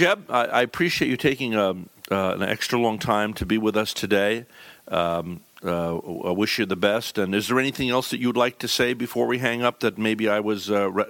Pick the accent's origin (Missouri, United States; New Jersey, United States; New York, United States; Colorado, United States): New York, United States; moved away as an adult; now in Vero Beach, United States; I was born and raised in New York